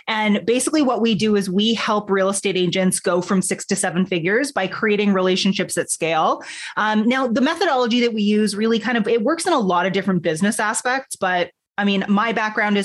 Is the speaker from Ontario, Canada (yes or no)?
yes; Toronto, Ontario, Canada; I'm Canadian, born in Toronto.